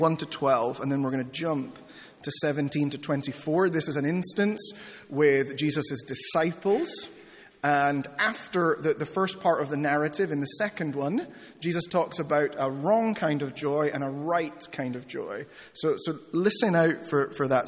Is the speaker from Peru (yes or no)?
yes; Peru; moved away; I grew up in Peru